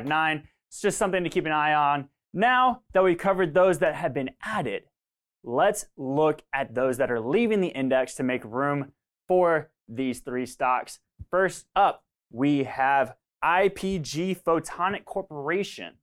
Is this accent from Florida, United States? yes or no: yes; Florida, United States; I'm from Florida, and I've been hit by multiples of, you know, of hurricanes